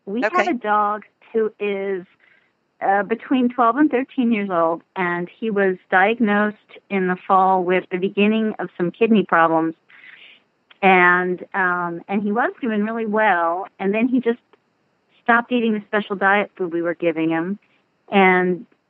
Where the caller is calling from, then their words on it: Knoxville, Tennessee, United States; I'm calling from Knoxville, Tennessee.